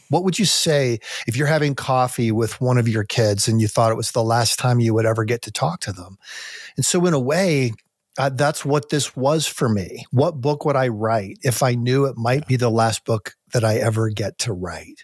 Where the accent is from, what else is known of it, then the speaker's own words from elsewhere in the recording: United States; also born or lived in Colorado (near Pike National Forest); as an American